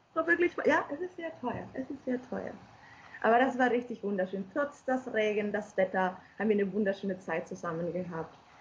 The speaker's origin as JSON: {"language": "German", "region": "Galicia", "country": "Spain", "second_language": "German", "moved": "yes", "lives_now": "Germany", "said": "aus Galicia, aus meinem Bundesland"}